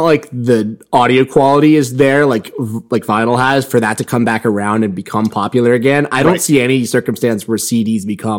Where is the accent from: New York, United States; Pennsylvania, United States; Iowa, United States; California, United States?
Pennsylvania, United States; Johnstown; My hometown, Johnstown, is home to the oldest record store in the U.S., I believe.